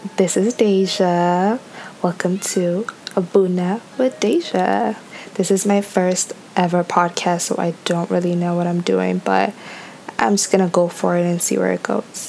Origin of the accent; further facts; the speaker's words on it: Toronto, Ontario, Canada; I am Ethiopian. I am 24 years old. I am from Toronto, Ontario, Canada.